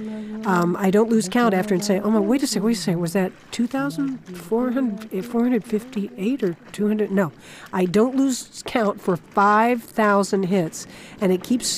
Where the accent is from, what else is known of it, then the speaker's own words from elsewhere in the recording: Florida, United States; I grew up in Florida, right on the ocean.